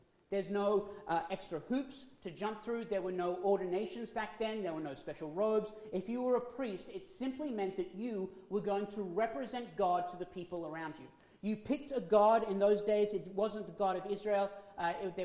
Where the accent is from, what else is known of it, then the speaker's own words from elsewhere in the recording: Australia; moved away; I'm from Australia. As being from Australia, we are still part of the monarchy under the Queen